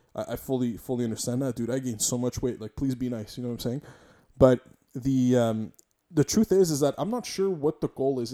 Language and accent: English; Montreal, Quebec, Canada; I'm a Quebecer, I'm a Montrealer, I'm, I'm also from Polish descent